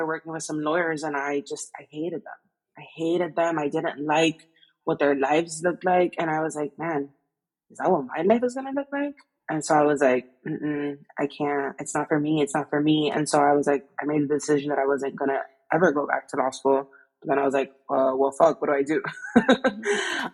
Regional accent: Miami, Florida, United States; I'm from Miami

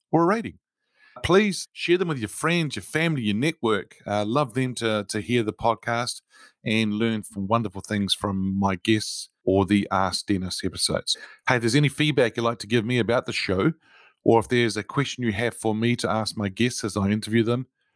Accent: New Zealand; I'm a Kiwi

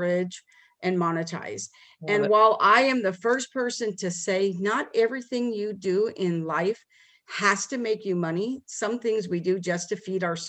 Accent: Las Vegas, Nevada, United States; moved away as an adult; now in Dallas, United States; we moved to Dallas from Las Vegas where we were from

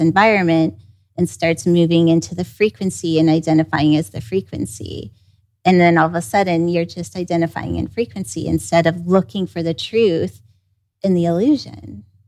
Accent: Kansas City, United States; I grew up in Kansas City

